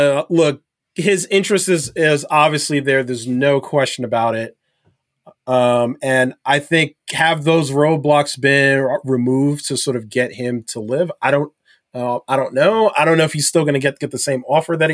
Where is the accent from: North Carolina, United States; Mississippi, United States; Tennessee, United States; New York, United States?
New York, United States; a New Yorker, as a native New Yorker